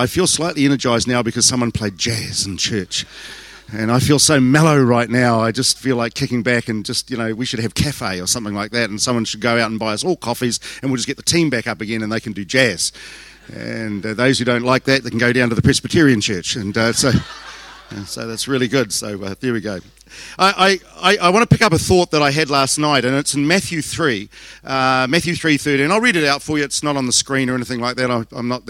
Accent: Southland, New Zealand; I'm from Southland.

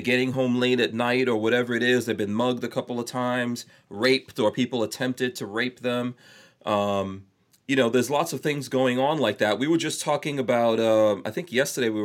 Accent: New York, United States; I grew up in New York

